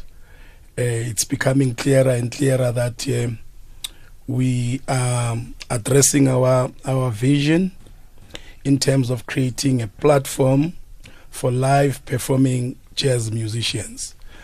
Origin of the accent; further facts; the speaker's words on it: South Africa; We actually regard ourselves as proudly South African.